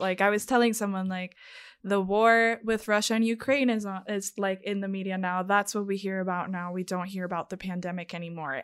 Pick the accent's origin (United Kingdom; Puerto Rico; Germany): Puerto Rico; moved away; I am from Puerto Rico